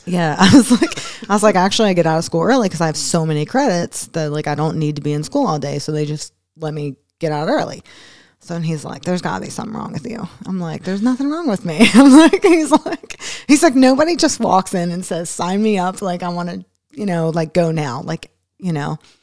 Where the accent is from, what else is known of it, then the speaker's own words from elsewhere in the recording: Philadelphia, Pennsylvania, United States; moved away; also born or lived in Newport, Kentucky; growing up in Philadelphia